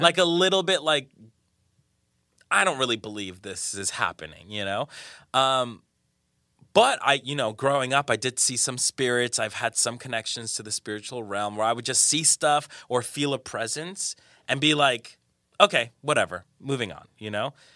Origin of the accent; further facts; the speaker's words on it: Colombia; moved away; I'm from Colombia, from South America